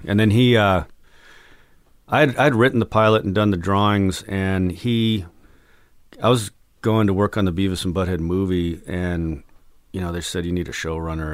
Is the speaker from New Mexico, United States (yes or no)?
yes; Albuquerque, New Mexico, United States; moved away as an adult; also born or lived in San Diego / Texas; growing up in Albuquerque